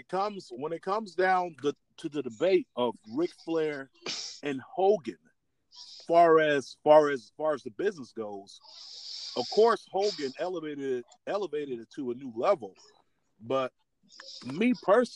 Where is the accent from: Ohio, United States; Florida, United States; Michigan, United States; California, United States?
Florida, United States; South; being a big kid growing up in South Florida